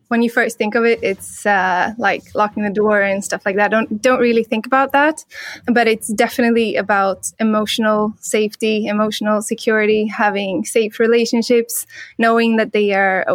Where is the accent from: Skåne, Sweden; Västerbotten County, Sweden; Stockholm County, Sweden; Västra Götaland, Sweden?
Stockholm County, Sweden; Stockholm; I'm from Stockholm, Sweden.